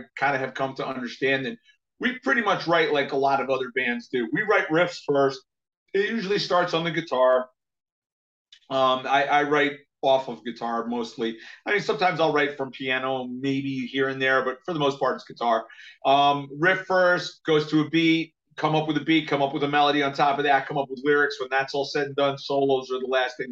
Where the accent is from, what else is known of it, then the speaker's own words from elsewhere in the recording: United States; I'm an American